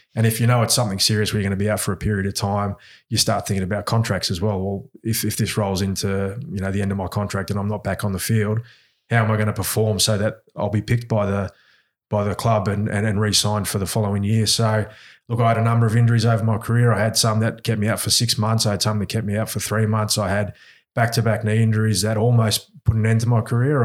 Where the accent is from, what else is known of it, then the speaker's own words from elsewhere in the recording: Australia; accent: Aussie; also born or lived in New Zealand; I've grown up mostly in Australia. I was, I was here when I was four, so, um, a, and you can tell by my accent, I, I've got an Aussie accent